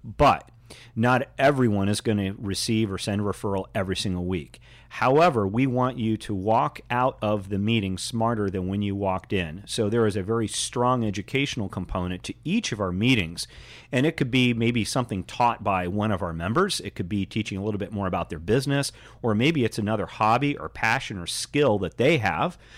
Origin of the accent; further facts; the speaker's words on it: Indianapolis, Indiana, United States; I grew up in Indianapolis